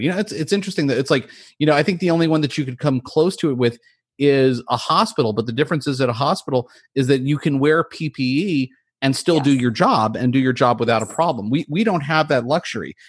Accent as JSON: {"language": "English", "region": "New Jersey", "country": "United States", "moved": "yes", "lives_now": "Southern California, United States", "said": "I'm from New Jersey"}